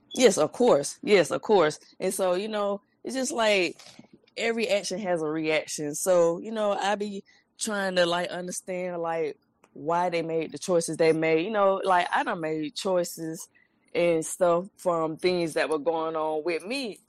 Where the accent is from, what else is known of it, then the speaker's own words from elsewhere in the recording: Columbus, Georgia, United States; I'm from Columbus, Georgia